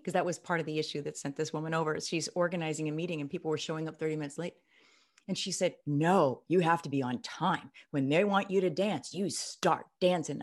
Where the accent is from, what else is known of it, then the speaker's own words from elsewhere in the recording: Midwest, United States; I'm from the Midwest